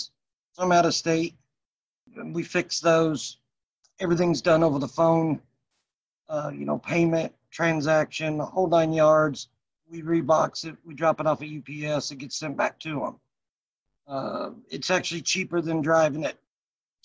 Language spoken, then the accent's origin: English; Sedalia, Missouri, United States; also born or lived in Kansas City; from Sedalia. I went to high school and everything here.